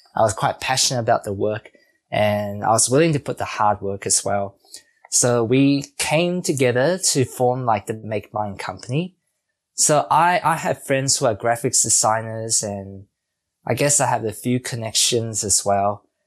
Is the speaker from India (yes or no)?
no; New Zealand; being a Kiwi and also for myself growing up in New Zealand